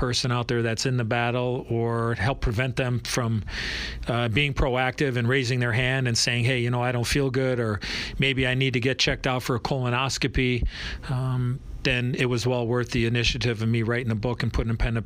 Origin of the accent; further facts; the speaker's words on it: Chicago, Illinois, United States; as a young kid growing up in Chicago